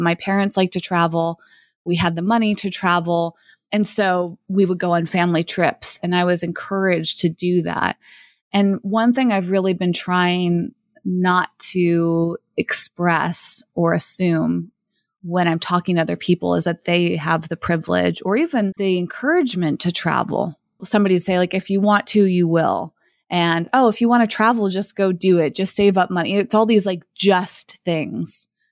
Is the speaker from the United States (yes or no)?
yes; Massachusetts, United States; moved away as an adult; also born or lived in Los Angeles / San Francisco; I grew up in Massachusetts